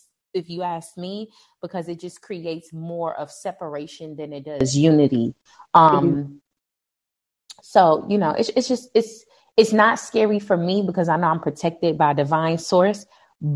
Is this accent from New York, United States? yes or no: yes; New York City, New York, United States; now in Atlanta, United States; I am originally from Brooklyn